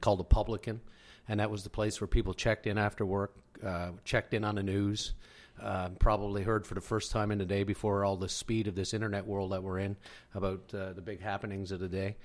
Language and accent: English; Whiteway, Newfoundland and Labrador, Canada; moved away as an adult; also born or lived in Windsor, Ontario; now in London, Ontario, Canada; I am originally from Newfoundland. I'm, uh, from a, the beautiful community of White Way and Trinity Bay, just this little tiny spot.